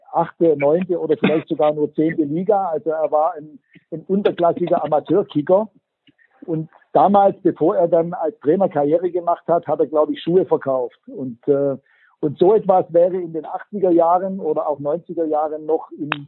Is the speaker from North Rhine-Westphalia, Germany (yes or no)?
no; Baden-Württemberg, Germany; accent: Swabian; Also einer der Begriffe, die ich wirklich, ich sage das jetzt mal als Schwabe hasse, ist, wenn jemand sagt, man sollte, schwäbisch, mossot.